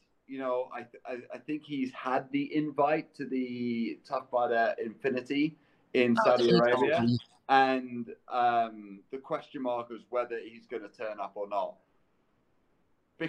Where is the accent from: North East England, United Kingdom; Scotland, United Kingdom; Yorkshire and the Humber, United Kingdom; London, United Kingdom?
Scotland, United Kingdom; moved away as an adult; now in United States; growing up in the UK, growing up in Scotland as well